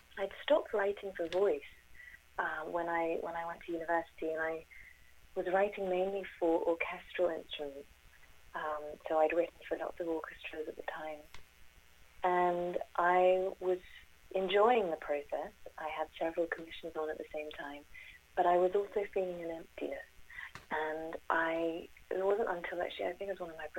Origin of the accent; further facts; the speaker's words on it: London, United Kingdom; I was born in London